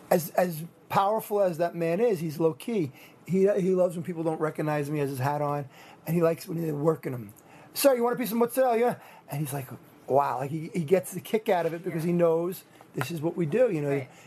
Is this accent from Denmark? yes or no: no; New York City, New York, United States; moved away; also born or lived in Rockland County; oh, I'm from the Bronx. I just happen to live up there for a few.